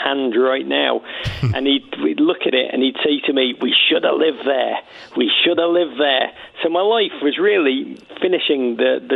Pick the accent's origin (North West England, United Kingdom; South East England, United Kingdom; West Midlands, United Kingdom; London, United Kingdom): North West England, United Kingdom; Liverpool; now in United States; I grew up in Liverpool in the 1980s, a magical city, but a city in dark, dark times.